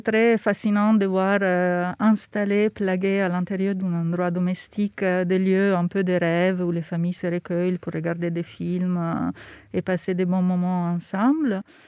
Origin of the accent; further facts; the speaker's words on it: Milan, Lombardy, Italy; French is a second language; moved away as an adult; now in Paris, France; j'ai grandi à Milan